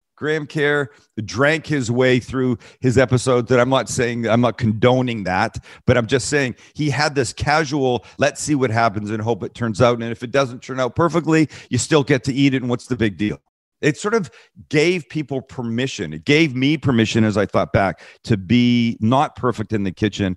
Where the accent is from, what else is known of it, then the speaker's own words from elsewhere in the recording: Vancouver, British Columbia, Canada; moved away; I'm from Vancouver, Canada